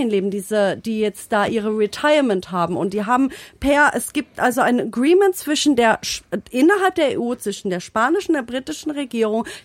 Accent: Freiburg, Baden-Württemberg, Germany; also born or lived in United Kingdom / Saxony; now in Düsseldorf, Germany; Ich bin in Freiburg groß geworden.

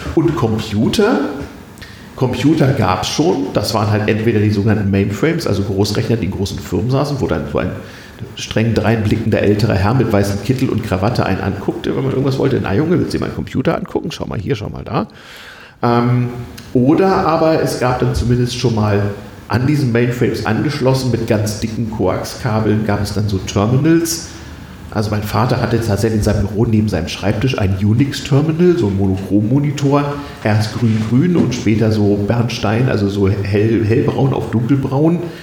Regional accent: Germany; als Westdeutscher

